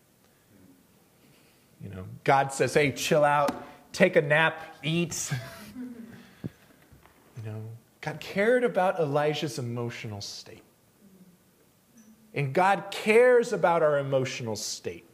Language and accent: English; El Paso, Texas, United States; moved away; I'm originally from El Paso